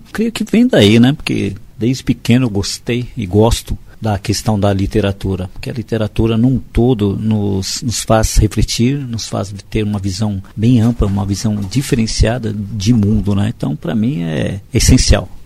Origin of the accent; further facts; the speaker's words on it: Guaratinguetá, São Paulo, Brazil; now in São Paulo, Brazil; sou do interior, eu sou de Guaratinguetá